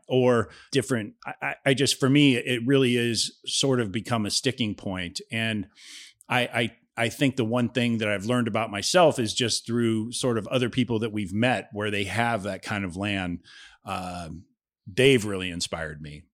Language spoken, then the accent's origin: English; Ohio, United States; also born or lived in California; now in Florida, United States; I'm from Ohio. It's literally across the border from Cincinnati.